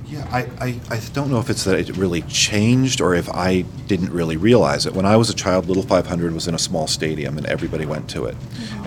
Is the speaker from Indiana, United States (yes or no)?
yes; Bloomington, Indiana, United States; I was born and raised in Bloomington